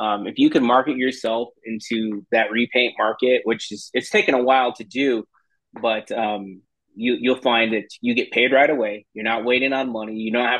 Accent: Arizona, United States; born and raised Arizona. My grandparents are immigrants. They're from Chihuahua. So they came back here in the 30s, and the family just pretty much stayed right in that area, northern Arizona, Flagstaff, Sedona.

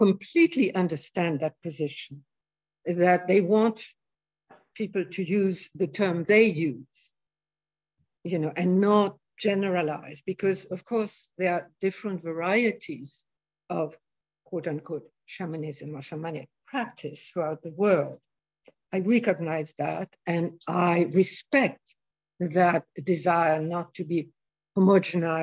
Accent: Morocco; moved away; also born or lived in India; I grew up in Morocco, I lived in India for years

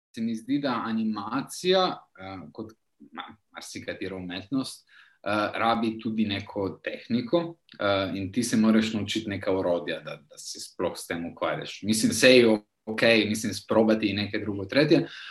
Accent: Trieste, Friuli-Venezia Giulia, Italy; moved away as an adult; now in Turin, Italy; Rodil sem se v Trstu, za mejski slovenc.

